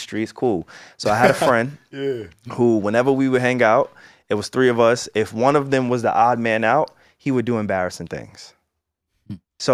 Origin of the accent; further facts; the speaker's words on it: Long Island, New York, United States; Alex and I, we're from Long Island